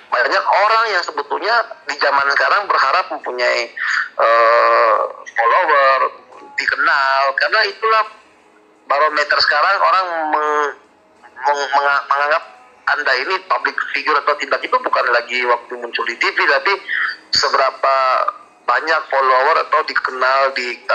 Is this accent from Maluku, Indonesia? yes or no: yes; Maluku, Indonesia; salahnya di di Maluku Tenggara di IG karena saya memang dari sana